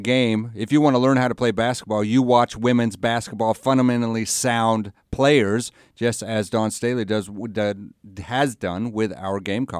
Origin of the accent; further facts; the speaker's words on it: Oregon, United States; I am from Oregon.